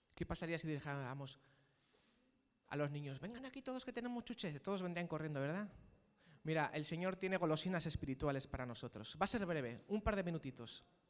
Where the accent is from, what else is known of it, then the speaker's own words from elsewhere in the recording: Spain; los que somos aquí españoles